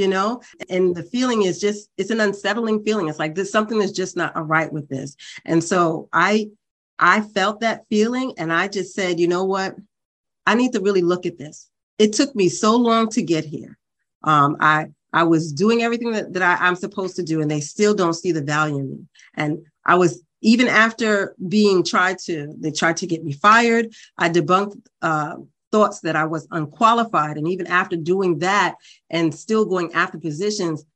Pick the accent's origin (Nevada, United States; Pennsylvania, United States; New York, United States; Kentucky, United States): New York, United States; New York City; I grew up in Brooklyn, New York